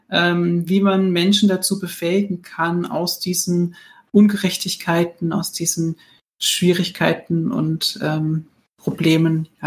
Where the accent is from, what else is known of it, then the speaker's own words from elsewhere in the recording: Heidelberg, Baden-Württemberg, Germany; Ich bin …, ich bin Theologe aus Heidelberg.